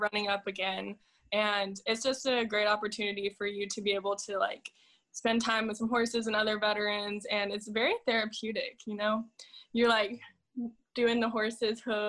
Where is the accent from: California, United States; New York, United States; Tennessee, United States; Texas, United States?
Texas, United States; North; I'm from North Texas, so Lockheed Martin is there